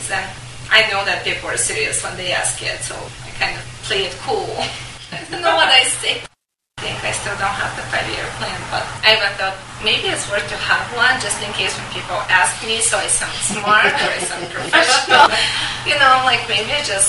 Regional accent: Bulgaria; moved away; My husband is American, I'm from Bulgaria

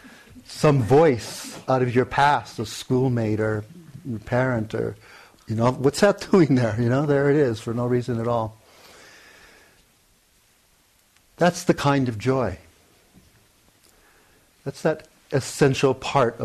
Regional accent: Hawaii, United States; I grew up, born and raised in Hawaii

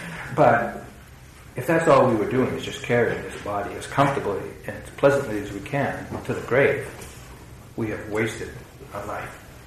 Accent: New England, United States; growing up in New England

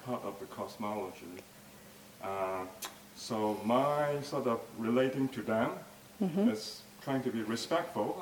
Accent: Toronto, Ontario, Canada; I'm from Toronto

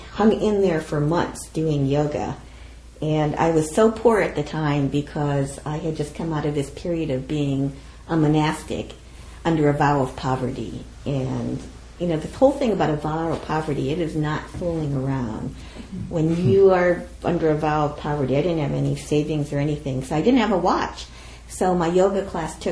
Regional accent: United States; I'm Japanese American

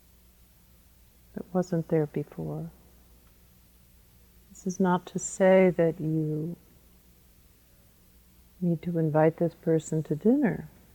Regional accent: United States; I'm an American, even though I'm a woman

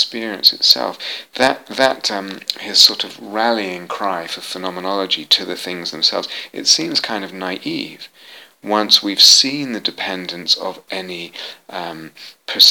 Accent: England, United Kingdom; moved away as an adult; also born or lived in United States; I was born in England in the 60s

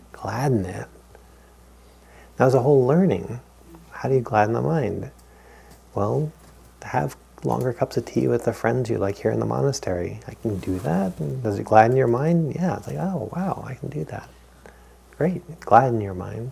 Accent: New England, United States; growing up in New England

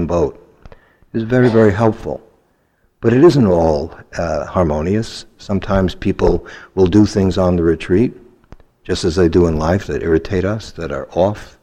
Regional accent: New York City, New York, United States; I had had bad experiences growing up in Brooklyn by being beaten up by Italian kids all the time

